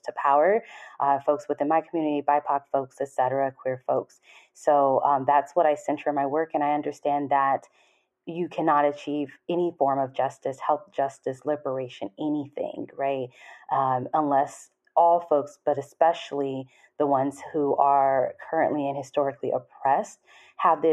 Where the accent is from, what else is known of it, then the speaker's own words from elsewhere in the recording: Los Angeles, California, United States; moved away as an adult; now in Atlanta, United States; I'm from Los Angeles, California